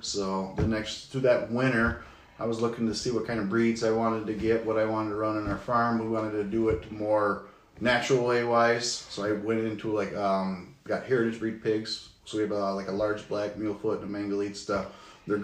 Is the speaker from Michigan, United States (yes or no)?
yes; Gaylord, Michigan, United States; also born or lived in Ann Arbor, Michigan; now in Alpena, United States; 42 years old. I was born in Ann Arbor, lived there, I was still a little baby, about a year old roughly, and we moved to Gaylord, Michigan. Lived over there till 7th, 8th grade year, roughly